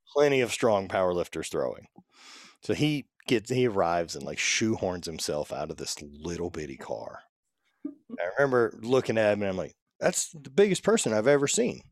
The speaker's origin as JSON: {"language": "English", "region": "Louisiana", "country": "United States", "tie": "born or raised there", "said": "growing up in the South and being in Louisiana and everything my entire life"}